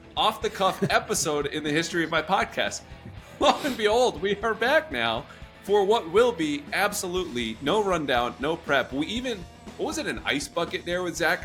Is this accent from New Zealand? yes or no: no; New England, United States; I grew up in New England